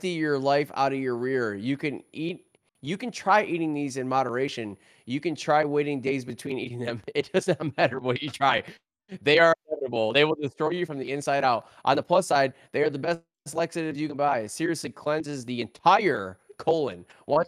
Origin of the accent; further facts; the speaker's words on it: Michigan, United States; moved away; I'm from Michigan